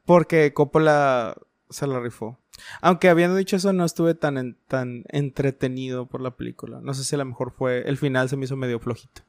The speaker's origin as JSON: {"language": "Spanish", "country": "Mexico", "said": "celebramos como buenos mexicanos lo que es el Día de Muertos"}